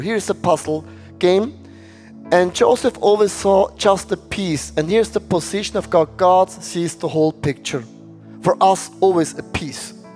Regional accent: Switzerland

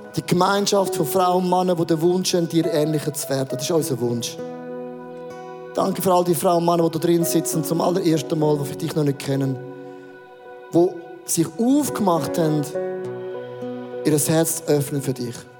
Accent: Werdenberg, St. Gallen, Switzerland; Werdenberger See, äh, einen romantischen Ort ausgesucht, den ich kenne von meiner Heimat

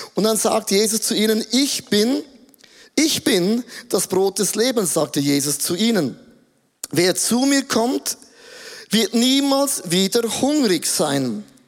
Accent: Grabs, St. Gallen, Switzerland; Ich bin geboren in Grabs, St. Gallen, Bethlehem

